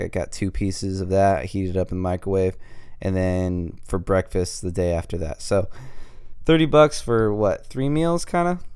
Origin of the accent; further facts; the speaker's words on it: California, United States; I'm from California